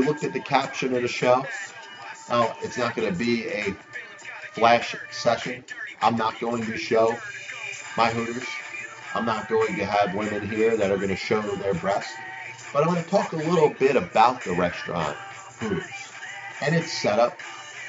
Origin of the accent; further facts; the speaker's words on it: United States; I'm an American